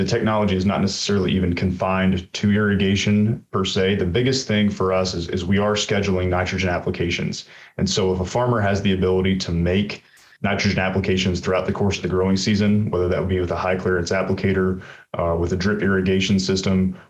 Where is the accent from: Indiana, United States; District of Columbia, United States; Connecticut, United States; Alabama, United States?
Alabama, United States; Dothan; moved away as an adult; I'm actually originally from Southeast Alabama, a town called Dothan, self-proclaimed peanut capital of the world